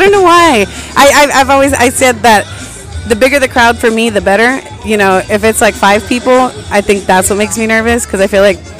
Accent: Kingsville, Texas, United States; it's in my hometown, Kingsville, Texas.

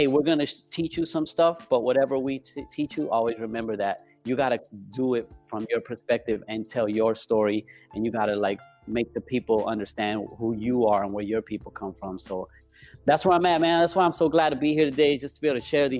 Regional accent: El Paso, Texas, United States; also born or lived in Las Vegas, Nevada / Chihuahua, Mexico (ancestry); now in Los Angeles, United States; growing up in El Paso, I didn't grow up with my culture

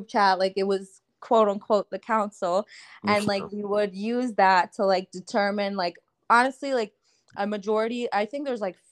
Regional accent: Punjab, Pakistan; I'm Pakistani, so like, you know, we have our language, Urdu, and like I'm also Punjabi

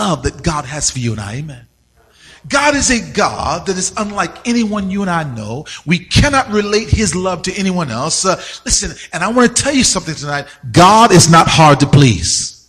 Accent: Richmond, Virginia, United States; moved away as an adult; also born or lived in Arizona; I grew up in Virginia, right? Richmond, Virginia

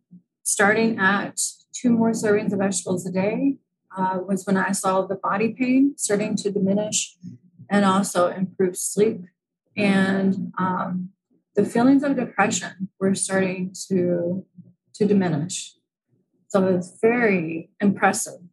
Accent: United States; moved away; I'm from the United States

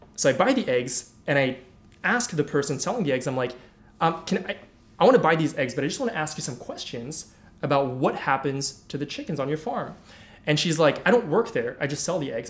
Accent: Paris, Île-de-France, France; I grew up in Paris

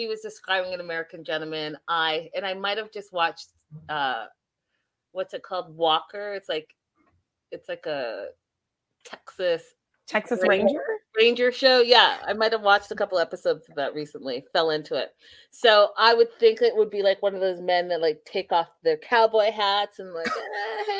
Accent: Canada; growing up in Canada

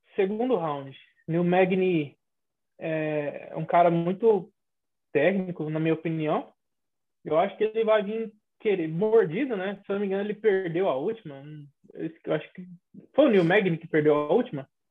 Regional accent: Acreúna, Goiás, Brazil; Eu sou de Acreúna, em Goiás

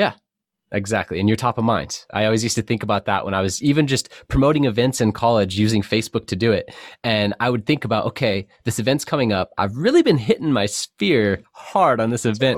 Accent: San Diego, California, United States; I grew up in North County, San Diego between Vista and Cardiff.

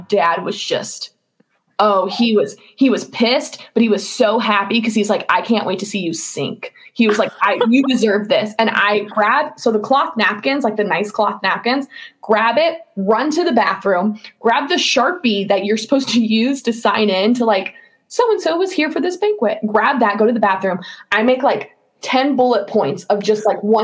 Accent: Georgia, United States; I grew up in Georgia.

